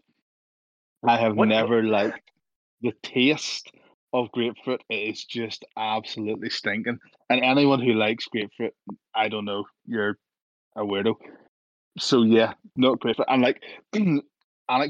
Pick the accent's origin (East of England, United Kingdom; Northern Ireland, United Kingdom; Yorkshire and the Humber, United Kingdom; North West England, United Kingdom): Northern Ireland, United Kingdom; being Northern Irish.